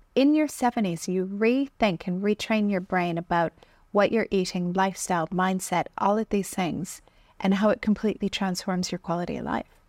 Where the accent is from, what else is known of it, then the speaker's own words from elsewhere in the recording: Canada; I grew up in Canada